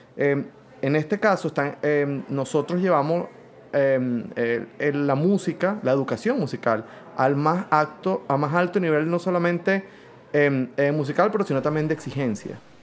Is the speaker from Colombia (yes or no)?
no; Venezuela; now in Philadelphia, United States; soy venezolano, director de orquestas